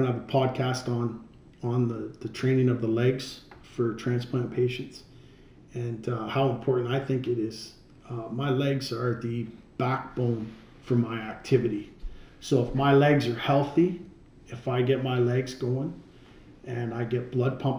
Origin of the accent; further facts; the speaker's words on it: Canada; We're from Canada